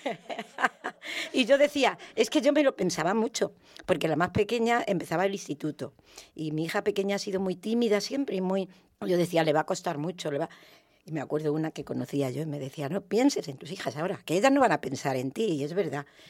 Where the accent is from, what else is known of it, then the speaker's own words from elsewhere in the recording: Valdepeñas, Castilla-La Mancha, Spain; moved away as an adult; also born or lived in Villaverde, Madrid; now in Madrid, Spain; soy de Valdepeñas, de Ciudad Real, pero allí he estado 24 años